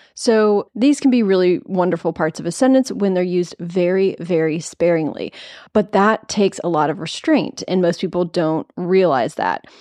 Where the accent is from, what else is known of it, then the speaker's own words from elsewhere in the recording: Nashville, Tennessee, United States; I live in Nashville. It's my hometown